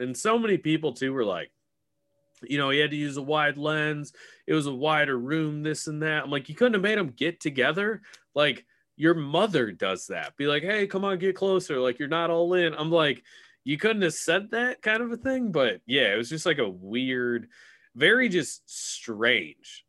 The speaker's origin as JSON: {"language": "English", "region": "Illinois", "country": "United States", "said": "I'm from Illinois."}